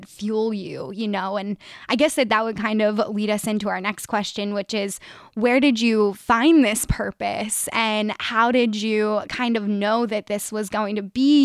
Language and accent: English; Delaware County, Pennsylvania, United States; I am from the Delco area, born and raised